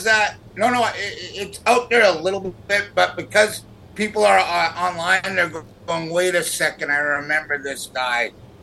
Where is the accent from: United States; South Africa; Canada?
Canada; I'm a Canadian